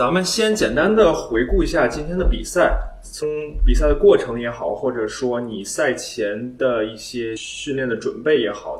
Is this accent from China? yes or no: yes; China; 另外作为中国人呢，有一个中国特色肯定是躲不开的，那就是我们的体制。